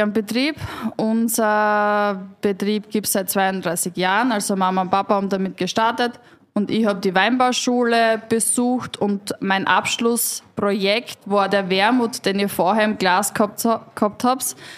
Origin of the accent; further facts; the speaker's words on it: West Styria, Austria; ich komme aus der Weststeiermark